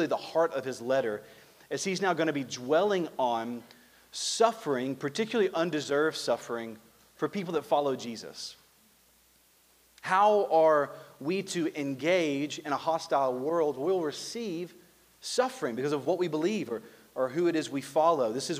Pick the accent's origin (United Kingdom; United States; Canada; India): United States; Louisiana; also born or lived in Mississippi; now in Claremore, United States; I'm from Louisiana, went to school in Mississippi, similar there